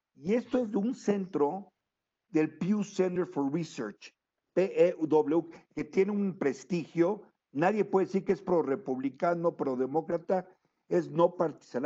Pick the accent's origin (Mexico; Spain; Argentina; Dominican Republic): Mexico; moved away; also born or lived in United States; tengo una nacionalidad mexicana por nacimiento. Y he residido por años realmente en los Estados Unidos.